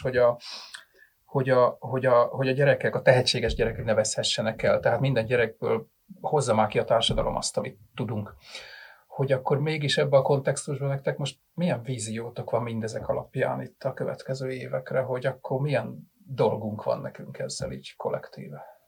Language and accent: Hungarian; Budapest, Hungary; én nem voltam soha se falusi fiú, se falusi lány, hanem én ugye ilyen, ilyen budapesti gyerek vagyok